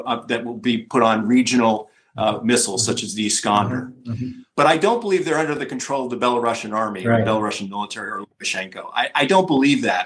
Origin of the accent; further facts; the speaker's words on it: United States; as an American